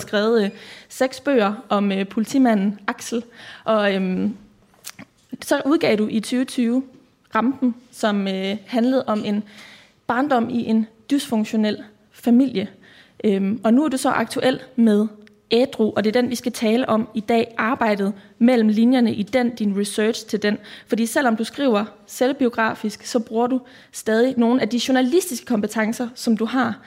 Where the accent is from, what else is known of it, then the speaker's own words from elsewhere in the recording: Aarhus, Central Denmark Region, Denmark; Jeg kommer også fra Risskov, og, øh, har også gået på katedralen og også på Risgårds skole